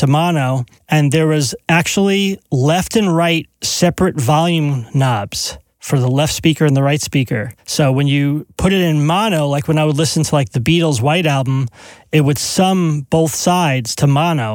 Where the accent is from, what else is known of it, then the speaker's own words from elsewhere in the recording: East Brunswick, New Jersey, United States; two blocks from my house growing up in East Brunswick